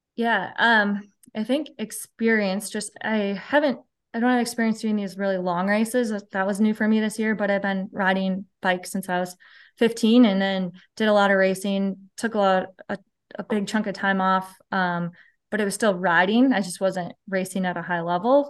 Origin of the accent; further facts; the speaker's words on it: Mankato, Minnesota, United States; I'm in southern, south central Minnesota. So, the town is called Mankato